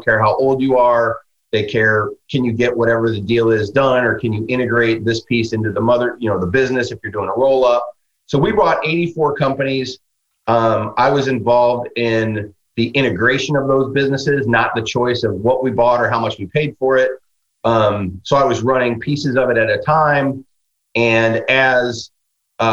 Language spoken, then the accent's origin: English; Midwest, United States; I'm a guy from the Midwest